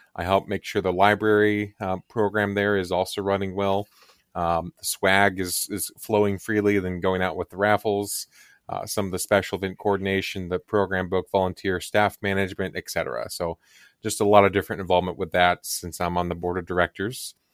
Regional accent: Kansas, United States; I grew up in the Kansas area

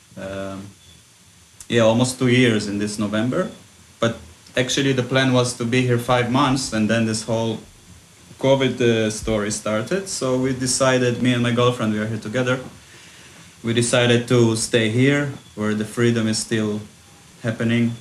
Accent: Israel; moved away as an adult; also born or lived in Ukraine; now in Goa, India; I was uh, originally born in Ukraine, and then when we when I was six, we moved to Israel, uh, and I grew up in Israel basically.

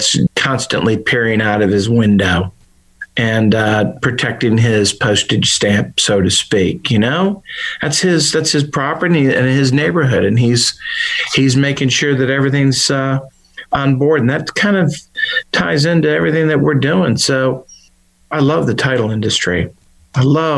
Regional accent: Chicago, Illinois, United States; now in Memphis, United States; Came back to Memphis, but I grew up in Chicago

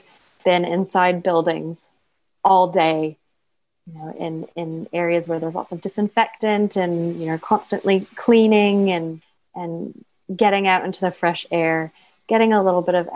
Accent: Vancouver, British Columbia, Canada; moved away as an adult; now in New Zealand; I have a mentor back home. I'm from Vancouver

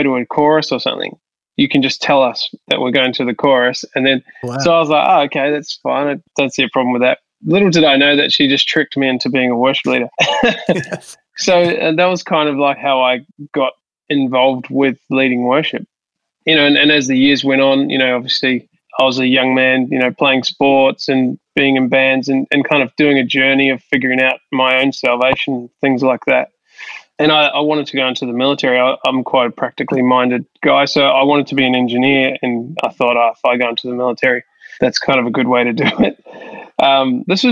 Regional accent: Hastings, Hawke's Bay, New Zealand; now in Sydney, Australia; I grew up in New Zealand in a small town called Hastings, which is on the east coast of the North Island of New Zealand.

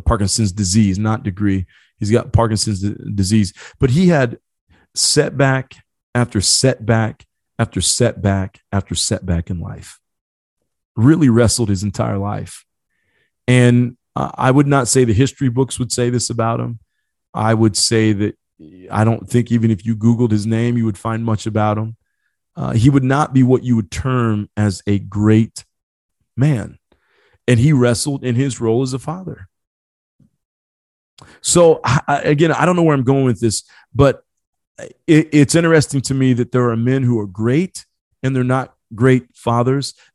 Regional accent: Marion, Indiana, United States; also born or lived in Ecuador; I was adopted from South America, brought over from Ecuador, brought to a city by the name of Marion in the state called Indiana, the Hoosier state

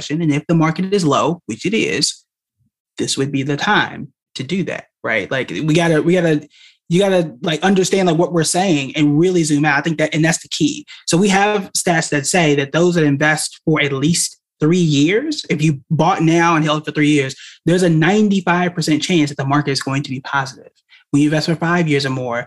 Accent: Oklahoma, United States; I'm from Oklahoma

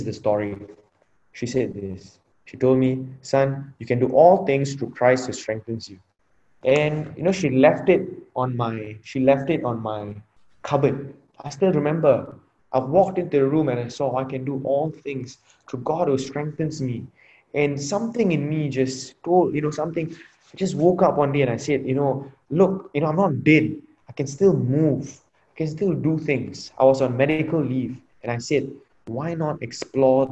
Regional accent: Singapore; I'm from Singapore, and at 18, all of us get enlisted into the national service

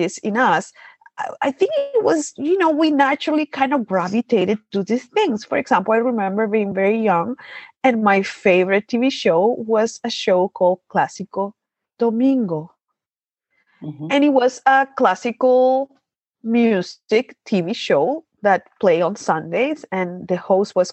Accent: Maracaibo, Zulia, Venezuela; we are from Maracaibo, Venezuela. And like Gabby said, it's the hottest city in the country.

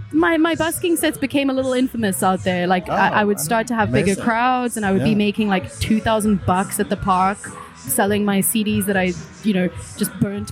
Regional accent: Cape Town, Western Cape, South Africa; moved away as an adult; now in Berlin, Germany; From Cape Town, originally.

